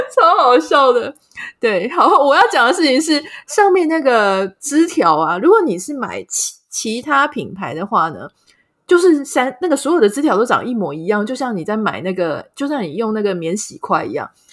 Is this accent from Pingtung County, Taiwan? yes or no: yes; Pingtung County, Taiwan; 我自己也是屏东人嘛，所以小时候玩一玩真的还有这种摔到田里然后脚拔不起来的那种经验